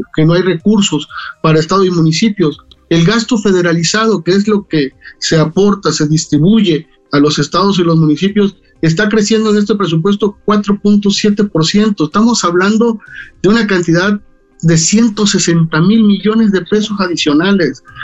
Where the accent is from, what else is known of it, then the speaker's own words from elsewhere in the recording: Tabasco, Mexico; Vengo de Tabasco